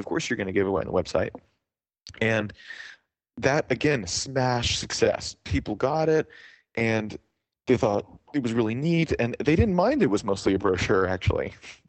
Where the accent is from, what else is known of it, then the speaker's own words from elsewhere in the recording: Canada; in Canada generally, being Canadian, but also here